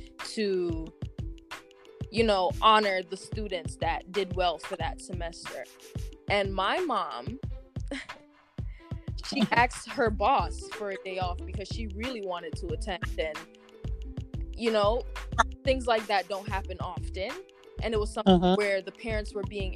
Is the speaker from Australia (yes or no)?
no; Kingston, Jamaica; I was born in Kingston, Jamaica